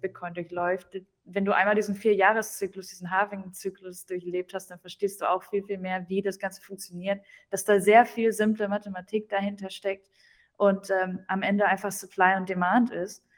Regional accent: near Dortmund, North Rhine-Westphalia, Germany; first language German; moved away; regional komme ich aus Deutschland, äh, aus Deutschland. Äh, der Nähe von Dortmund

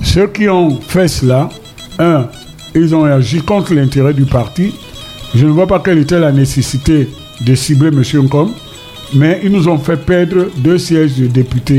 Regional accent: Douala, Littoral, Cameroon; also born or lived in Paris; Quand j'étais jeune ici à Douala

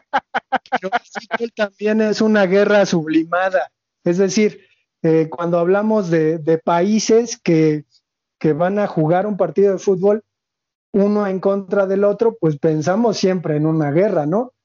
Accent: Mexico; como mexicanos

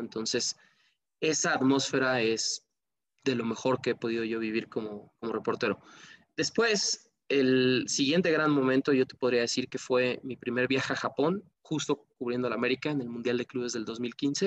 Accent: Mexico; ahí aprendí mucho de leyes en mi país

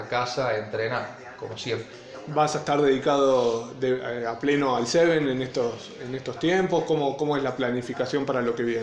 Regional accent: La Rioja, Argentina; also born or lived in Villa General Belgrano; now in Córdoba, Argentina; Soy riojano.

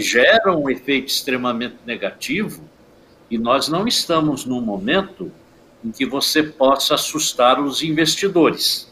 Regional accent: Praia Grande, São Paulo, Brazil; eu sou de Praia Grande.

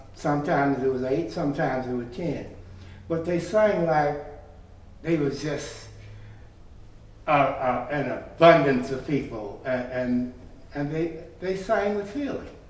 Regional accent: Chicago, Illinois, United States; also born or lived in Cleveland, Ohio; I came here as an infant, mm -hmm. and technically I am a Chicagoan

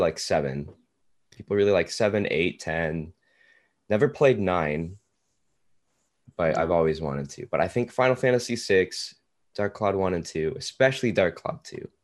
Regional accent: Tulsa, Oklahoma, United States; now in Oklahoma City, United States; I currently live in Oklahoma City. I am from Tulsa, though

